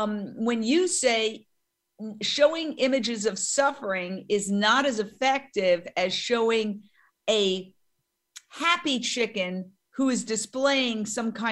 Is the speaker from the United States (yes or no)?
yes; New York, United States; now in Los Angeles, United States; being a New Yorker